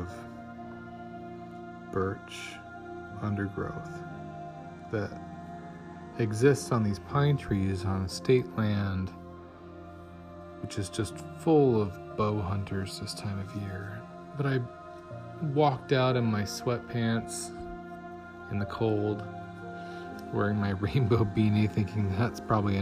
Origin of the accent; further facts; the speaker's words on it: Wyoming, United States; also born or lived in northern Michigan; now in Michigan, United States; the woods I grew up with in Wyoming